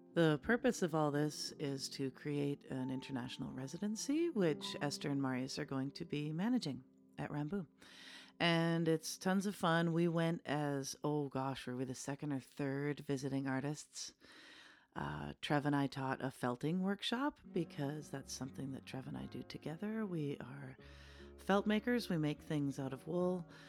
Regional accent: Canada; as a Canadian

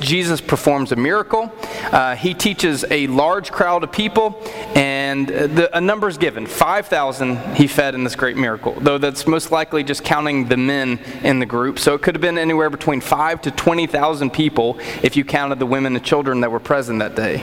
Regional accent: Apex, North Carolina, United States; as a kid, growing up in Apex

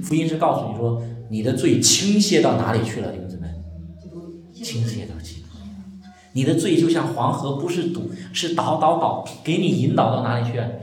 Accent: China; 我们中国人

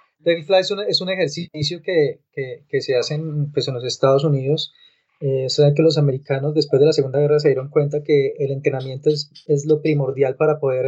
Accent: Colombia

